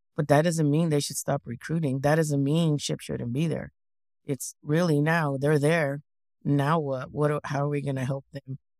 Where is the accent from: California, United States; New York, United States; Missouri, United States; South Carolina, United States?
California, United States; Parlier; first language English; I was born and raised in Fresno County, which is in center of California. And I lived in a really small town, Parlier, no more than 6,000 people.